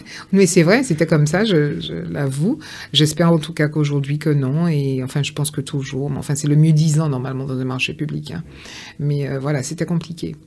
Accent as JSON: {"language": "French", "town": "Pointe-à-Pitre", "country": "Guadeloupe", "tie": "born or raised there", "moved": "yes", "lives_now": "France", "said": "j'ai vécu à Pointe-à-Pitre, enfin je suis née à Pointe-à-Pitre"}